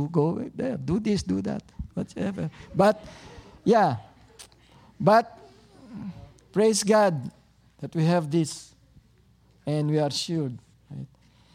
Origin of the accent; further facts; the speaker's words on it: Tagalog region, Philippines; now in Toronto, Canada; because I came from Tagalog region, so I speak Tagalog